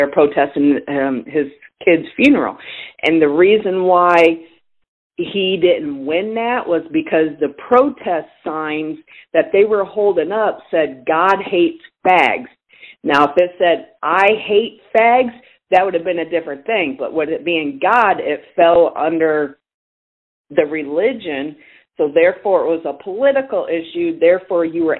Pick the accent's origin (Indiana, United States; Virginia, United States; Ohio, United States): Indiana, United States; moved away; I'm originally from Indiana